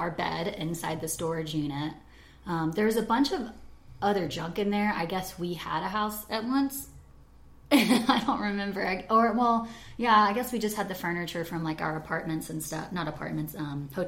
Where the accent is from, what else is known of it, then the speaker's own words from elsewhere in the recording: Atlanta, Georgia, United States; also born or lived in Marietta, Georgia; I was born in Atlanta, or just like slightly outside of Atlanta, in Kennistone Hospital, which is Marietta, Georgia